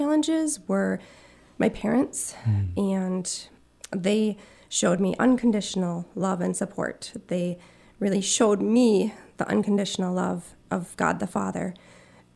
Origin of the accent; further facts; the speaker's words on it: Marquette, Michigan, United States; I grew up in Marquette with mom and a dad and three sisters